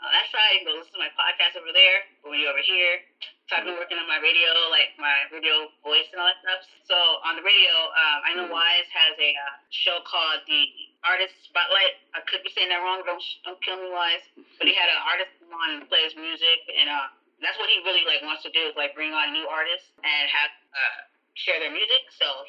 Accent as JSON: {"language": "English", "town": "San Diego", "region": "California", "country": "United States", "said": "San Diego."}